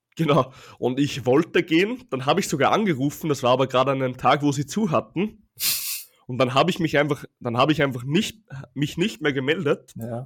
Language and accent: German; Austria; bei uns in Österreich